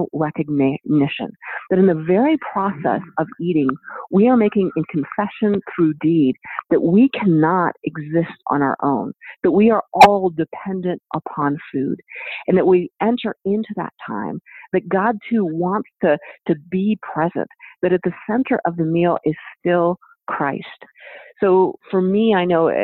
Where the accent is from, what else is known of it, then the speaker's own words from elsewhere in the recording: United States; as an American